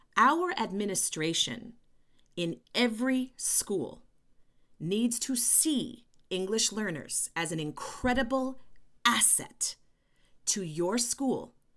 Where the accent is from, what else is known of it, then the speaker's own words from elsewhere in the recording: New York, United States; also born or lived in Chile; I just sound like I am 'cause I am a New Yorker